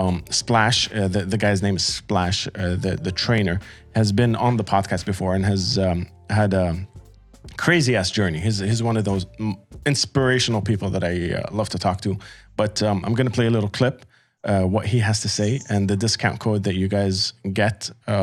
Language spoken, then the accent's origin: English; Amman, Amman Governorate, Jordan; also born or lived in Qatar; one of the first quote unquote real bands that I found growing up in the Middle East. You know, I moved from Qatar to Jordan, and I was like trying to get into the scene.